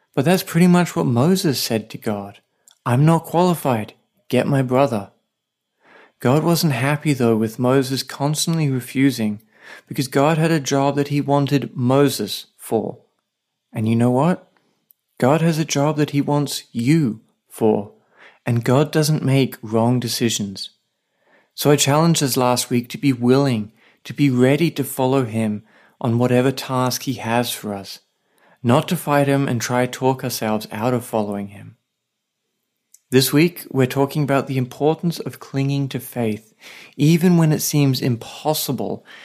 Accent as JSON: {"language": "English", "country": "Australia", "moved": "yes", "lives_now": "Saipan, Northern Mariana Islands"}